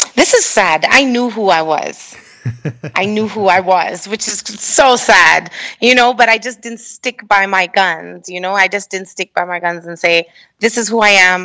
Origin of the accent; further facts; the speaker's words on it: Kenya; moved away; a Kenyan artist